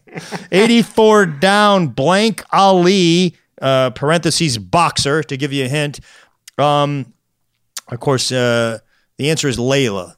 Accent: St. Louis, Missouri, United States; he's got some Saint Louis ties, actually, in my hometown

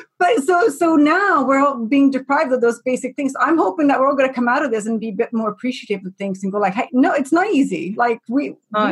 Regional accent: Sweden; I'm from Sweden

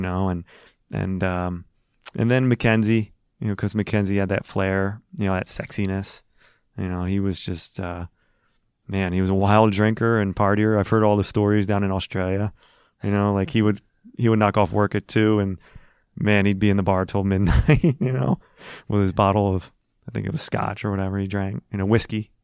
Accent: Philadelphia, Pennsylvania, United States; growing up in Philly, playing Huntington Valley, playing Philly country

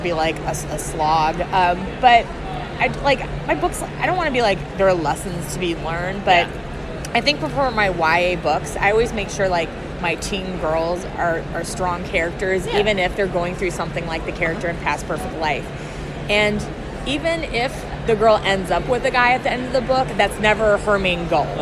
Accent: Wisconsin, United States; moved away; I'm from Wisconsin originally

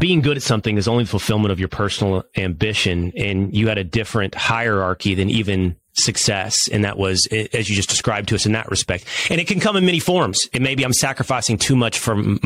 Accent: Texas, United States; as a Texan

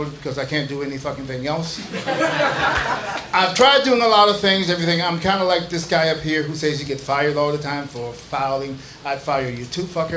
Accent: Texas, United States; now in San Diego, United States; I'm originally from Texas

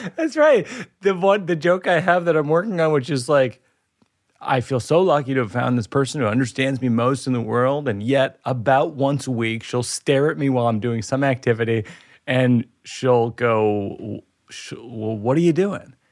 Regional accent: Boston, Massachusetts, United States; my hometown.

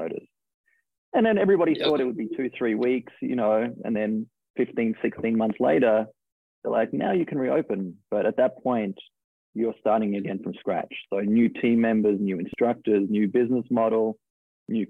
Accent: Australia; accent: Australian; moved away as an adult; now in New York, United States; So I'm originally from Australia. I moved to New York 12 years ago.

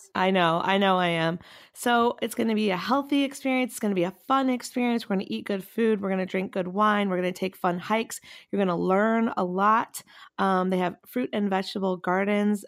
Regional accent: North Carolina, United States; North Carolina, my home state

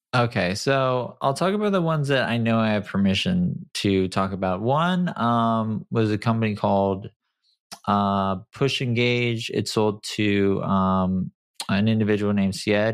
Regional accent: San Clemente, California, United States; also born or lived in Detroit, Michigan; I grew up in Detroit. I moved to San Clemente when I was, you know, like, five

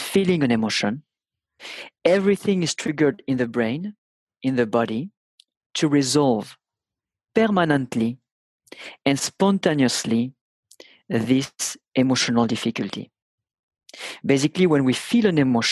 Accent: France; accent: thick (French); English is a second language

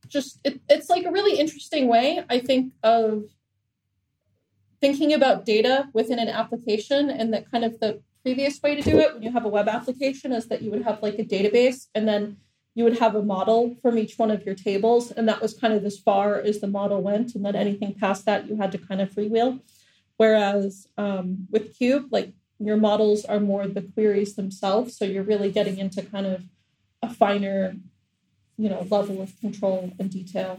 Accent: New Hampshire, United States; moved away as an adult; now in Doha, Qatar; I'm American and I'm from New Hampshire

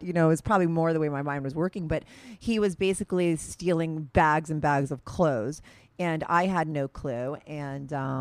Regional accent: Paramus, New Jersey, United States; I'm from Paramus

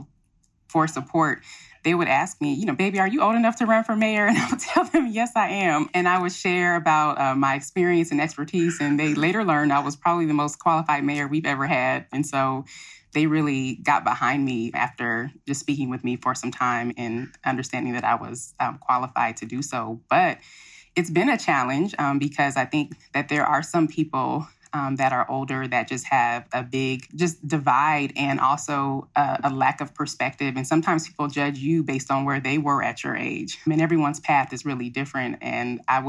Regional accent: Pasadena, California, United States; now in Compton, United States; my mother decided to raise my brother and I in Pasadena, which is about 25 miles north of Compton

